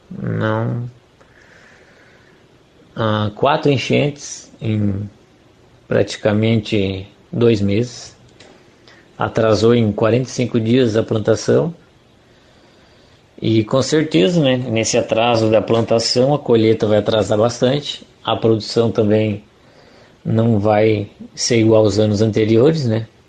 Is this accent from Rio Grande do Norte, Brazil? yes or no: no; Meleiro, Santa Catarina, Brazil; now in Cachoeira do Sul, Brazil; somos naturais de Meleiro, hoje residindo em Cachoeira do Sul, Rio Grande do Sul